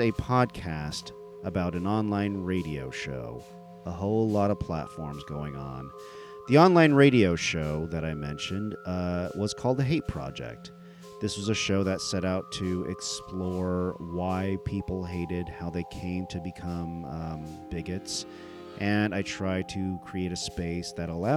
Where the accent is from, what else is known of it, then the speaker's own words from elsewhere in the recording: United States; as an Indian American